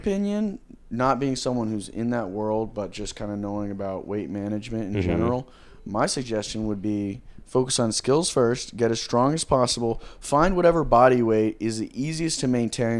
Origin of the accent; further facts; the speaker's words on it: Georgia, United States; now in San Diego, United States; No, I'm from Georgia.